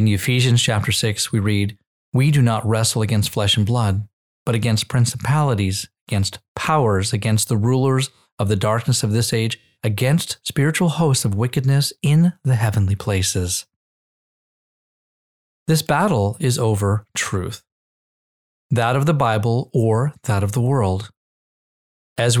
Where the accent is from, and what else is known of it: United States